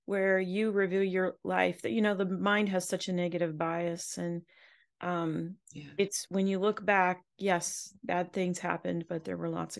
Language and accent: English; Southern California, United States; now in US South; I'm from Southern California